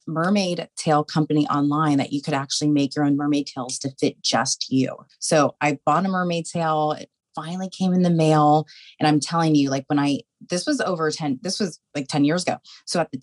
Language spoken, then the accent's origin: English; Tampa, Florida, United States; I'm a born and raised Floridian. I was born and raised in Tampa. I'm a Tampa native